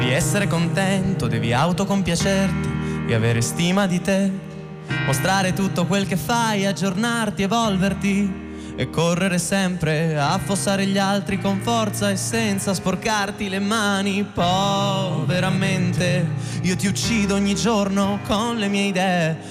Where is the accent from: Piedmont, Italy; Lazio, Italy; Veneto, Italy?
Piedmont, Italy; Turin; noi siamo torinesi